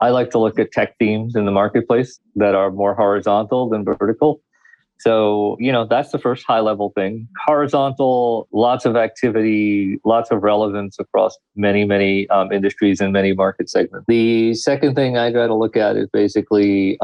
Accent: Trinidad & Tobago; My ethnic heritage is South Asian, but I actually come from the Caribbean and from a small island called Trinidad and Tobago

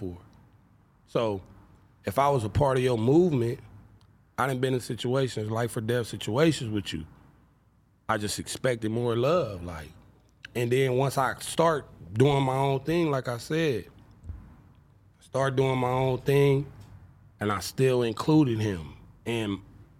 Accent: Compton, California, United States; I'm from Bompton

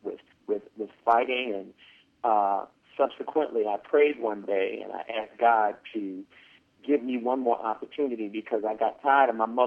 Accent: New York City, New York, United States; also born or lived in Harlem, New York; I grew up in the Bronx, initially in the South Bronx, and then we moved to the North Bronx

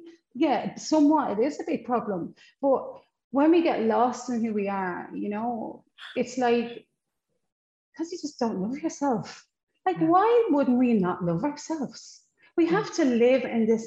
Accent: Ireland; accent: Irish; moved away; I come from Ireland, obviously, as you know from the accent, all the way from Ireland, and I come from a family of 8 children

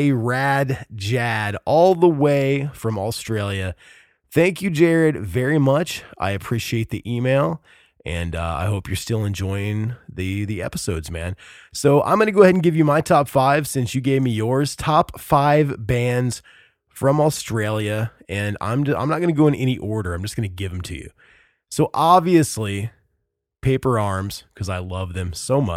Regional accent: United States; being an American

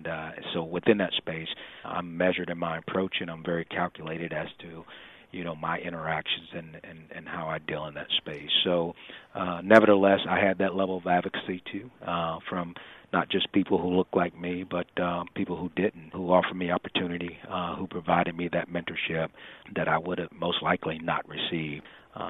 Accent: the South, United States; moved away as an adult; growing up in the South, I came into the Navy with my perceptions of people, and it was based off, you know, how I was raised and experiences that I had.

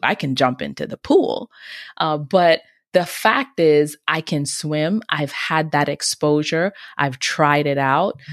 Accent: Bahamas; moved away; also born or lived in Nigeria; I grew up in the beautiful islands of the Bahamas, and I'm also from Nigeria on my dad's side

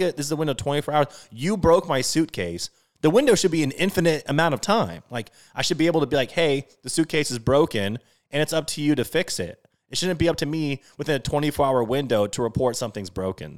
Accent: Washington, United States; So I'm from Washington State. I'm a Seattle diehard, everything.

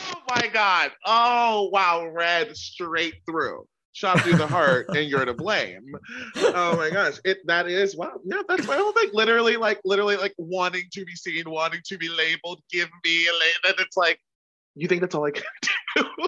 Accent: United States; We're American.

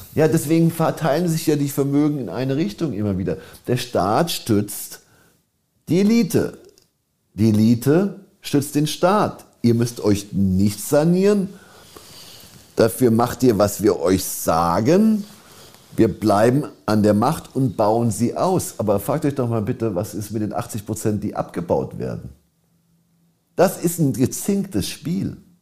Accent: Germany; ich bin ein Deutscher

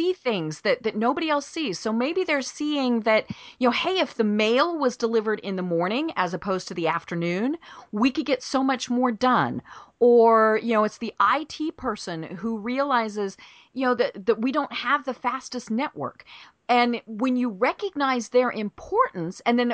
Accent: Colorado, United States; I'm from Colorado

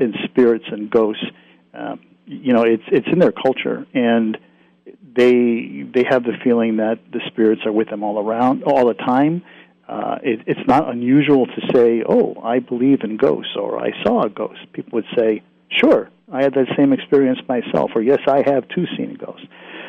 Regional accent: Connecticut, United States; moved away as an adult; also born or lived in Rhode Island; now in Midwest, United States; I grew up back in New England in Connecticut

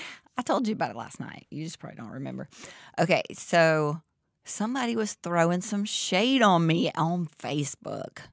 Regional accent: Southern, Southern United States, United States; accent: Southern; my Southern accent

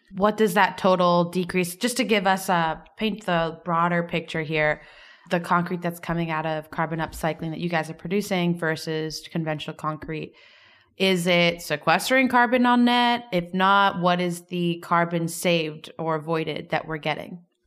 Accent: Miami, Florida, United States; I'm from Miami

